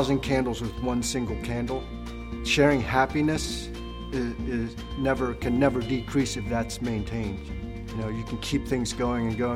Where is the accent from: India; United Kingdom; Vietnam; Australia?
Vietnam; now in United States; I was born in Vietnam and am a refugee